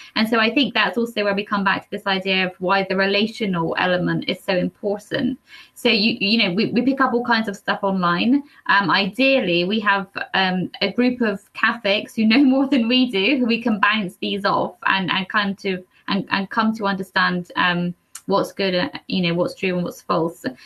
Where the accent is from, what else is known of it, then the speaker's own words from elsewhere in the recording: Cornwall, South West England, United Kingdom; I'm from Cornwall